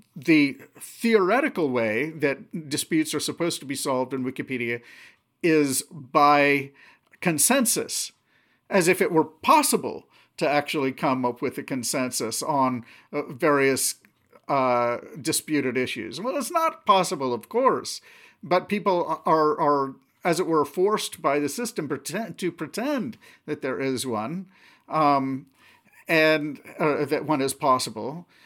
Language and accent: English; Anchorage, Alaska, United States; also born or lived in Seattle area, Washington; we moved up to Alaska when I was seven. And, uh, yeah, so, uh, um, most of my childhood memories growing up, um, are from there.